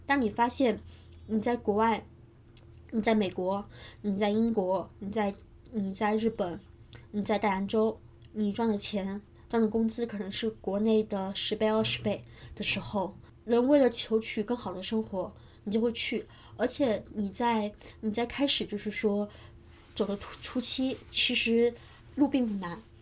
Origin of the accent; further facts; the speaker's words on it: Changle, Fujian, China; moved away; 我是福建长乐人